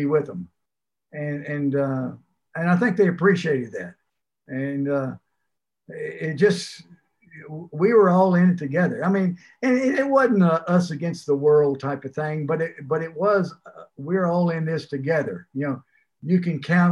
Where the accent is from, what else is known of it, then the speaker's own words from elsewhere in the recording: Port Arthur, Texas, United States; moved away as an adult; also born or lived in Fayetteville, Arkansas / Stillwater, Oklahoma / Ames, Iowa / Pittsburgh; now in Florida Keys, United States; growing up in Port Arthur, I was right there on the Gulf Coast.